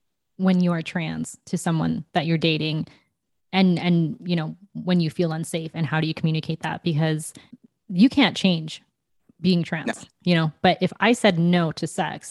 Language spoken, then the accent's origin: English; Canada; also born or lived in England; I'm born from Canada